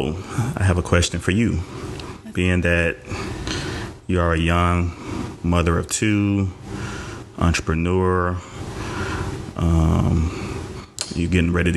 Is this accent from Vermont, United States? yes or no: no; Bogalusa, Louisiana, United States; also born or lived in Biloxi, Mississippi / New Orleans, Louisiana; Raised in Louisiana, Bogalusa.